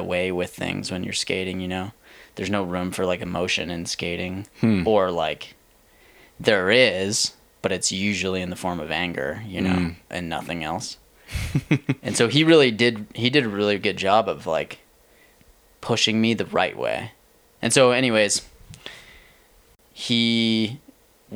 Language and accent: English; Plymouth, Massachusetts, United States; moved away as an adult; now in Lander, United States; I grew up in Plymouth, Mass, which is 30 minutes south of Boston